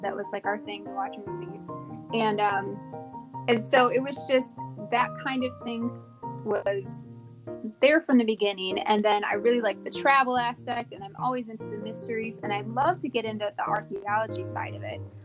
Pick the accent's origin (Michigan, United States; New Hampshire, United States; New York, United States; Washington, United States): Michigan, United States; moved away as an adult; also born or lived in Tennessee / Georgia / Virginia / South Korea; I grew up in Michigan